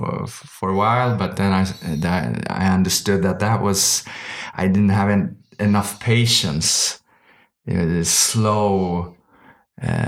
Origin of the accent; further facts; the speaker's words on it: Stockholm, Stockholm County, Sweden; Born and raised here in Stockholm